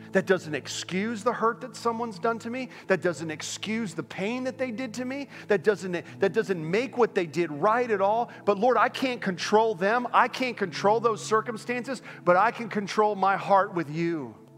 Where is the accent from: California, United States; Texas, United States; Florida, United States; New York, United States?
Florida, United States; Orlando; moved away as an adult; also born or lived in Northern Pennsylvania; I grew up in Orlando, Florida